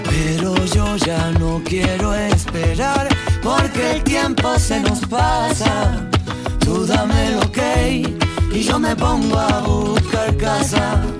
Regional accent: Granada, Andalusia, Spain; soy de Granada.

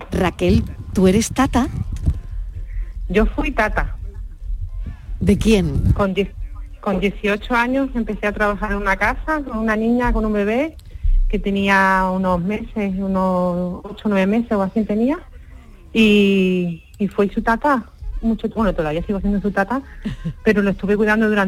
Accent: France; now in Seville, Spain; chicos, soy esa de Francia, pero sigo en Sevilla.

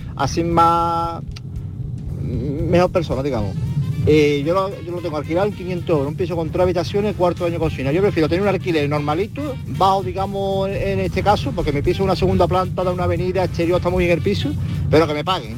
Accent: Seville, Andalusia, Spain; now in Bormujos, Spain; yo tengo mi piso, yo vivo en Bormú actualmente, pero mi piso lo tengo en Sevilla

